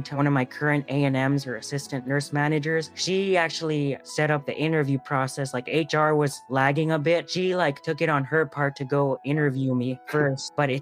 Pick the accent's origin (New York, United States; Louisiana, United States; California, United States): California, United States; moved away as an adult; also born or lived in North Carolina; I'm from California originally